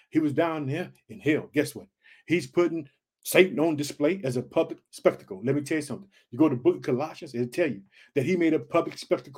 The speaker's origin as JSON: {"language": "English", "town": "Chicago", "region": "Illinois", "country": "United States"}